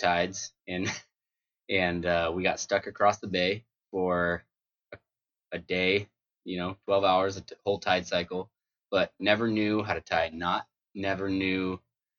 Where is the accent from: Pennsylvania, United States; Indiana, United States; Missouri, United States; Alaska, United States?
Alaska, United States; Homer; also born or lived in Big Bear, California; I was born in Big Bear, California, and raised pretty much my whole life in Homer, Alaska.